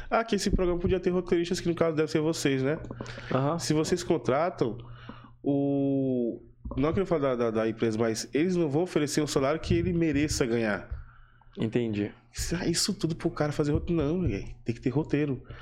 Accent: Northeast Region, Brazil; Por eu sou nordestino

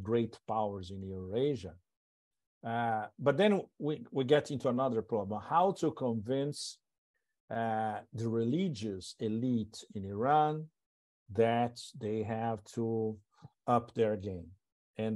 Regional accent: Brazil; moved away; also born or lived in Europe / Thailand / Hong Kong; I was born in Brazil, so it's part of my past a long time ago

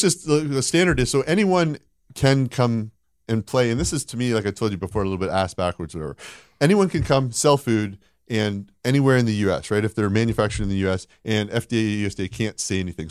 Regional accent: Canada; moved away; I grew up in, uh, in Canada

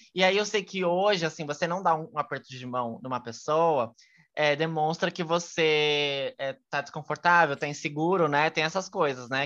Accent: Brazil; eu sou brasileira

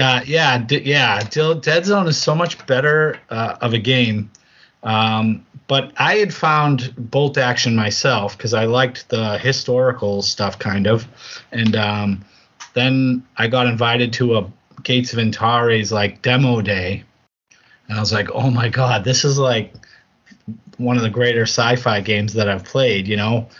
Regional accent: East Coast, United States; I'm from the U.S. and the I'm from the East Coast.

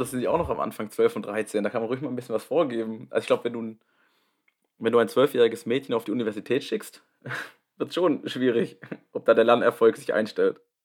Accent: Baden-Württemberg, Germany; ich komme aus Baden-Württemberg

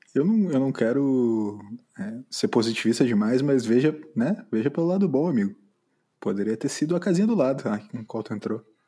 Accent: Brazil; como brasileiro

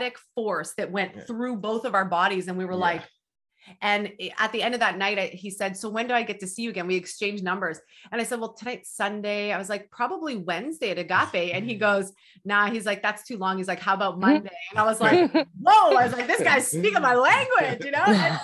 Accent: Northern Ontario, Canada; moved away; I'm from Northern Ontario, originally Canada

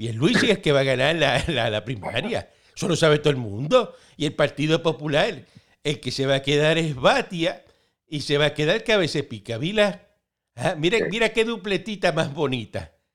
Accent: Cuba; now in Miami, United States; Así somos nosotros los cubanos.

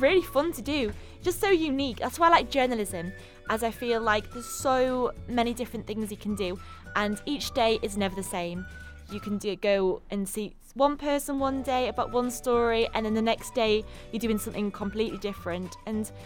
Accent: Darlington, North East England, United Kingdom; moved away as an adult; now in Salford, United Kingdom; I'm from Darlington, which is in the northeast.

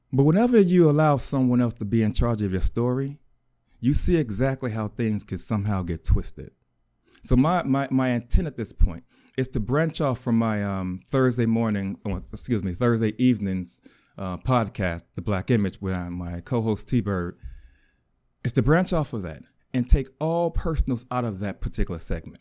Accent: Chicago, Illinois, United States; I was born in Chicago. I grew up fatherless.

